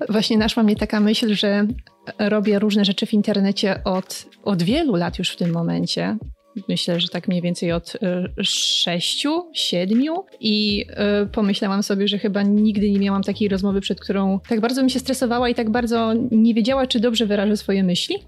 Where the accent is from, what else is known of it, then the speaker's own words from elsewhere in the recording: Poland; jak większość polskich dzieci, po prostu urodziłam się w takim miejscu na mapie